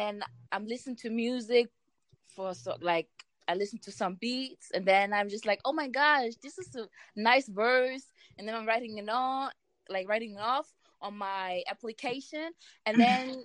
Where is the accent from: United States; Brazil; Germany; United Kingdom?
Germany; English is a second language; I was born in Germany and raised here. But my mom and my father they are from Ghana